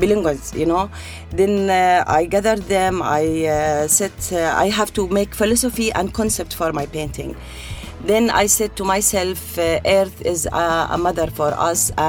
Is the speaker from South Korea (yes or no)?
no; Tafilah, Tafilah Governorate, Jordan; moved away as an adult; now in United Arab Emirates; I was born and raised in Jordan, in the south of Jordan. My country name was Tafila